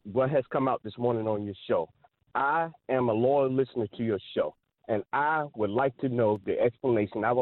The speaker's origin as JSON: {"language": "English", "area": "Southampton County", "region": "Virginia", "country": "United States", "tie": "born or raised there", "said": "the county where I was raised in Southampton County"}